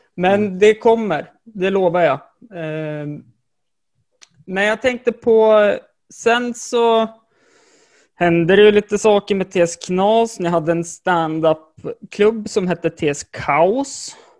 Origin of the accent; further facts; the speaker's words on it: Jämtland, Sweden; jag är jämtlänning